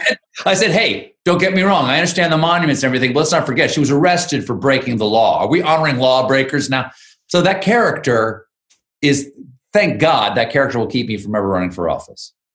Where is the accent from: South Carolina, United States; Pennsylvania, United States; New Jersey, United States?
South Carolina, United States; moved away as an adult; I did the first five months of COVID in South Carolina, which is um, where I grew up